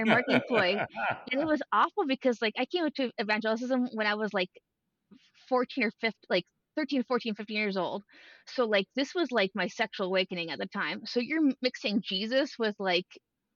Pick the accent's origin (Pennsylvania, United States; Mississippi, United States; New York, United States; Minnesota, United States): Minnesota, United States; Duluth; I grew up in Duluth